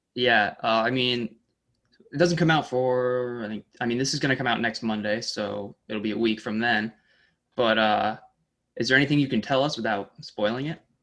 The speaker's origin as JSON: {"language": "English", "town": "Saratoga Springs", "region": "New York", "country": "United States", "tie": "born or raised there", "also_born_or_lived": "Oswego, New York", "said": "I grew up in Saratoga"}